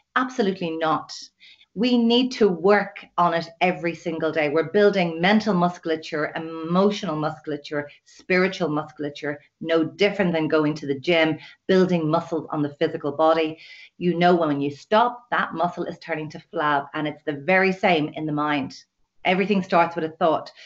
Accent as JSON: {"language": "English", "town": "Dublin", "region": "Leinster", "country": "Ireland", "moved": "yes", "lives_now": "west of Ireland, Ireland", "said": "I'm from Dublin, living in the west of Ireland in a lovely little sleepy village"}